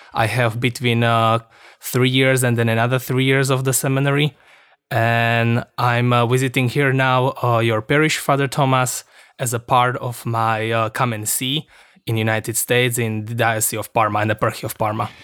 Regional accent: Košice, Košice Region, Slovakia; also born or lived in Manitowoc, Wisconsin; I'm from Košice, from eparchy of Košice

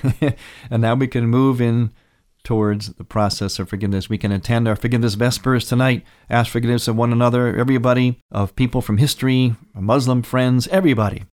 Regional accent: United States; growing up in America, living in America today

